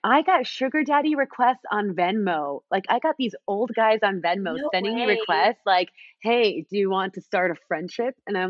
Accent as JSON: {"language": "English", "region": "New Jersey", "country": "United States", "tie": "born or raised there", "also_born_or_lived": "Mexico", "said": "we actually moved to the United States, and I got to grow up in New Jersey in a quiet American suburb, and I got to see the American dream in action. Growing up in Jersey, I grew up in a small Jewish community where everyone was exactly like me."}